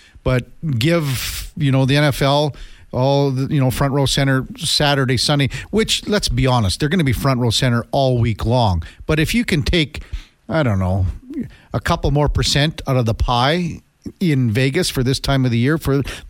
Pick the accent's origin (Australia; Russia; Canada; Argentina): Canada; It was a kind of a proud moment to be a Canadian